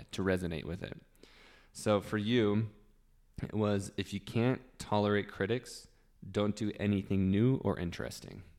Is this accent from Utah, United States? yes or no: yes; Utah, United States; I've been born and raised in Utah, lived here my whole life